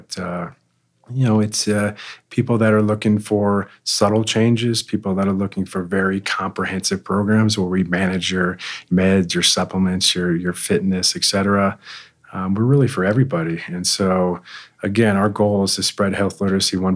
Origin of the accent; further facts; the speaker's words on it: Connecticut, United States; moved away as an adult; now in Lone Tree, United States; I grew up in Connecticut.